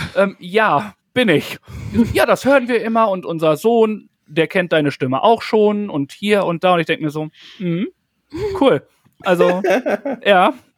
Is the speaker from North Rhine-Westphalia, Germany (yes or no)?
yes; North Rhine-Westphalia, Germany; ich komme ja aus Westfalen. Ich glaube aber, wir sind so gut äh, hochdeutschmäßig unterwegs, weil ich nicht aus dem Ruhrpott komme